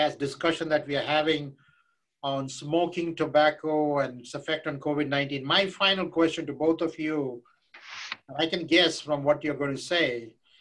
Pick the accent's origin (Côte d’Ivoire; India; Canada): India; moved away; I grew up in India where I would see these people with hookah